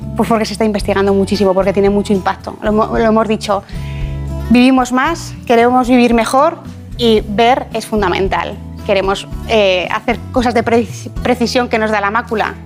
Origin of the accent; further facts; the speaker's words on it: Ejea de los Caballeros, Aragon, Spain; also born or lived in Zaragoza; Pues yo nací en Zaragoza, pero soy de un pueblo que se llama Ejea de los Caballeros.